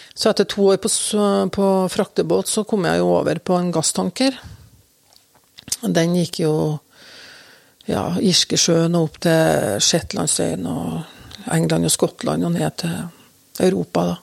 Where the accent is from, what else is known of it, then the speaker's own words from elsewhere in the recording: Røyrvik, Trøndelag, Norway; also born or lived in Oslo; far og jeg vi kom jo til Røyrvik fra Oslo